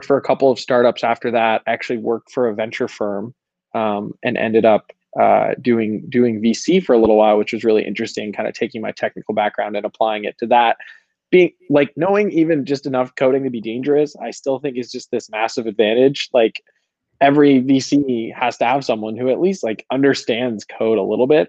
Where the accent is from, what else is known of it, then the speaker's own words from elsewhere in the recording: Colorado, United States; I was born and raised in Colorado